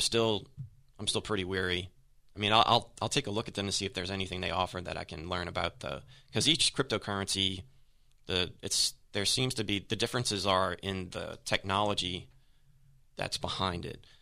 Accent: New Orleans, Louisiana, United States; I'm from New Orleans

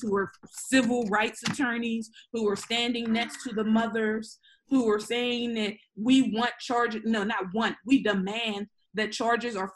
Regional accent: Pittsburgh, Pennsylvania, United States; I grew up in Homewood and East Hill.

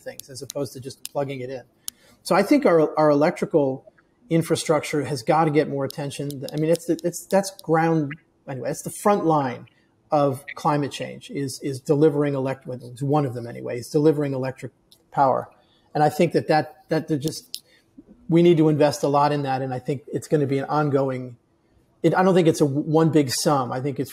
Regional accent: Northeast, United States; moved away as an adult; now in Austin, United States; I was born in the Northeast where we have winters

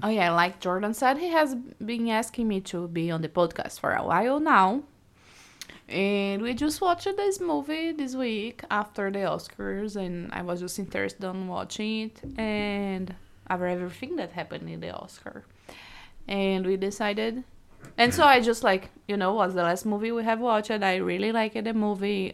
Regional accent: Brazil; English is a second language; moved away as an adult; also born or lived in Iowa City, United States; now in United States; I'm from Brazil, so we met in two thousand nineteen when I was here studying the University of Iowa

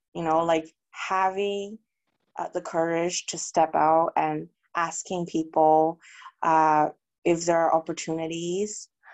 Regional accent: Canada; moved away as an adult; also born or lived in China / New York, United States; I was born in China, and my family immigrated to Canada when I was about 10. So basically, I grew up in Canada.

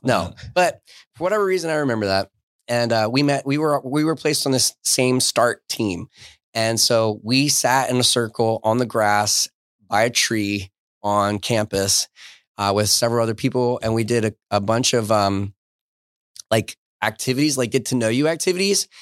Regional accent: Southern New Jersey, United States; accent: New York; moved away as an adult; the part of New Jersey that I grew up in was, is Southern New Jersey.

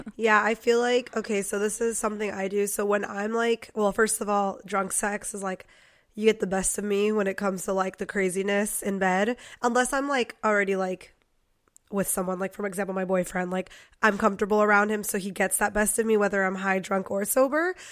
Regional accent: Poway, California, United States; I grew up in Poway

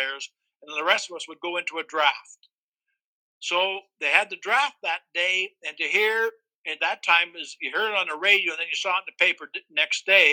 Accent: Winnipeg, Manitoba, Canada; As a kid growing up in Winnipeg, I grew up in an area called Isaac Brock

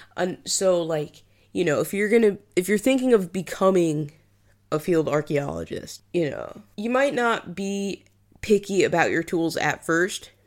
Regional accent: New England, United States; moved away as an adult; also born or lived in Liverpool, United Kingdom; now in United Kingdom; I'm from New England

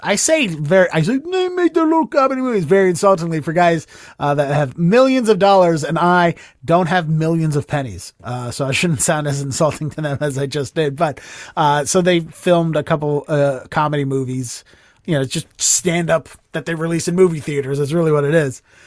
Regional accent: Baltimore, Maryland, United States; moved away as an adult; now in Boston, United States; from where I grew up in Baltimore

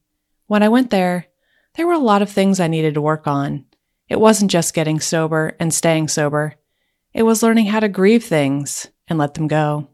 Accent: Indiana, United States; I'm from Indiana, so it was a geographical move.

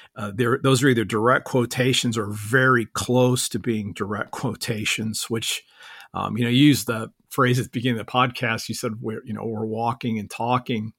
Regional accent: Akron, Ohio, United States; moved away as an adult; now in Orlando, United States; I grew up in, uh, Northeast Ohio in, in Akron

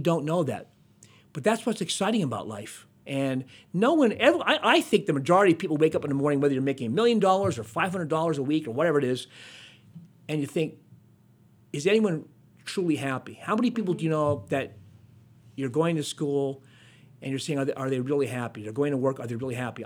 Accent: Hazleton, Pennsylvania, United States; I'm from Hazleton, and Wilkes-Barre was a big city back then

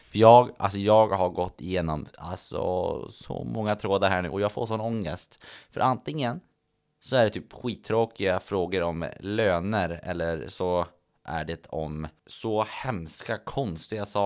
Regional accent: Örnsköldsvik, Västernorrland County, Sweden; hemma i Övik

